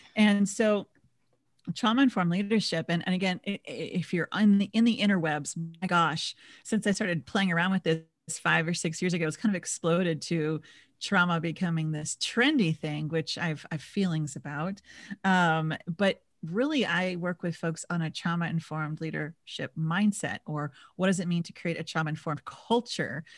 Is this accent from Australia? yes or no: no; Minnesota, United States; now in San Diego, United States; I grew up in Minis-, in Minnesota